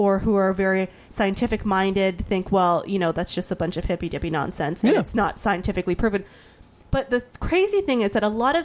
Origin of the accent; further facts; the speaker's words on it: the South, United States; I grew up in the South